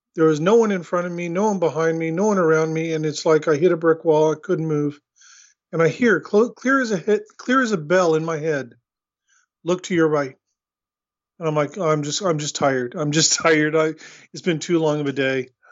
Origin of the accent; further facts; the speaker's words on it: Oklahoma City, Oklahoma, United States; moved away as an adult; also born or lived in Torrance, California / Long Beach, California; now in New Zealand; I was born in Los Angeles, in, in Torrance, California, and I was raised just north of you in Oklahoma City